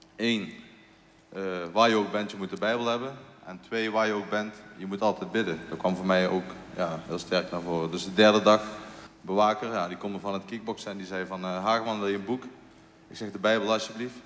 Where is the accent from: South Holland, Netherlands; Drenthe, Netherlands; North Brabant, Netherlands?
North Brabant, Netherlands; Eindhoven; Als Eindhovenaar